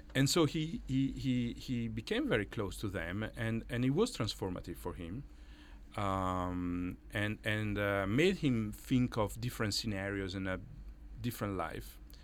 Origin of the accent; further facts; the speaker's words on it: Italy; English is a second language; moved away as an adult; now in New York, United States; as you can maybe guess from my Irish accent, I'm uh, Italian, and and I came here to New York in the year 2000